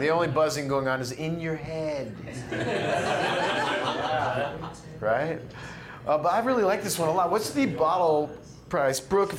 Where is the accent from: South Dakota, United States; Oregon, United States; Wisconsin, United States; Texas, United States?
Oregon, United States; Eugene; moved away; I'm a Northwest kid. I grew up in the Eugene Springfield area.